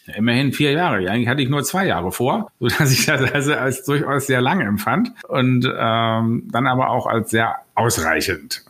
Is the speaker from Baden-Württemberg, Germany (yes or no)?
no; Berlin, Germany; Ich bin aus Berlin, ähm, bin so richtige Berliner Pflanze, hier geboren, hier zur Schule, hier zur Uni.